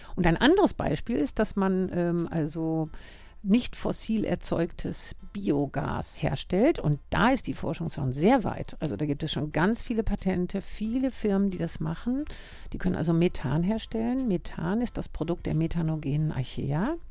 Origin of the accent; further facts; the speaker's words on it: Germany; also born or lived in Norway; now in Vienna, Austria; ursprünglich bin ich aus Deutschland